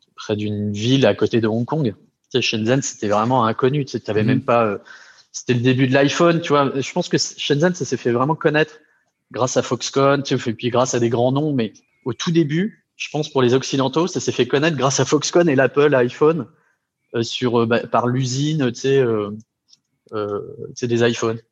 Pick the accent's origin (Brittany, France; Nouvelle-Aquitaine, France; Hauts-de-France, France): Brittany, France; moved away; je suis breton d'origine.